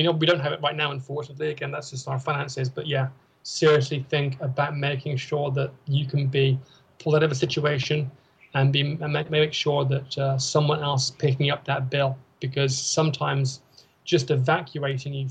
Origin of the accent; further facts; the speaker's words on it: United Kingdom; moved away; we're British